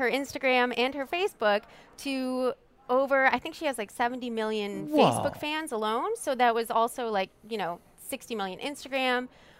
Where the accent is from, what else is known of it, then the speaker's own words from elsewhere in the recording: Washington, District of Columbia, United States; born there; also born or lived in Pennsylvania; So I was born up in D.C. and then spent a lot of time here as a kid growing up in Mardi Gras and everything. So I moved back here full time, I guess, about 6 or 7 years ago.